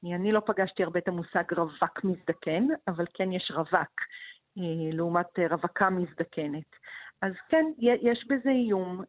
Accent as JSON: {"language": "Hebrew", "country": "Israel", "tie": "born or raised there", "said": "אני מקיבוץ"}